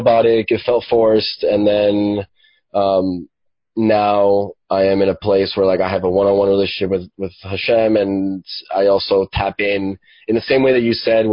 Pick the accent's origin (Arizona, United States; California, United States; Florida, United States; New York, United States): Florida, United States; Miami; also born or lived in Venezuela; I'm from Venezuela, and I grew up in Miami. I moved here when I was like 7